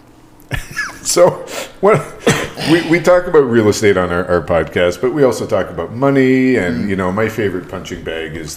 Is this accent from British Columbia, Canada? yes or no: no; Hamilton, Ontario, Canada; I'm from Hamilton